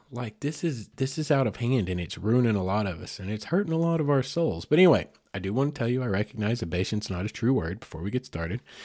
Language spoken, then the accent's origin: English; United States; as an American